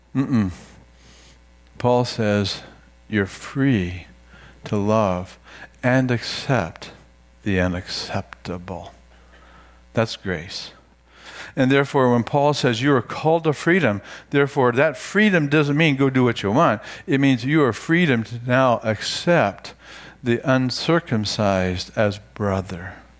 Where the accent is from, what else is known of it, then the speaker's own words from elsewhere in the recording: United States; for you and for me as Americans